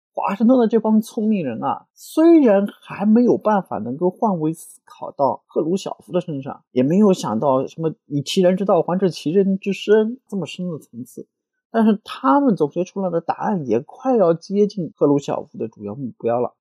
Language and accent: Chinese; China; 按照我们中国人话说的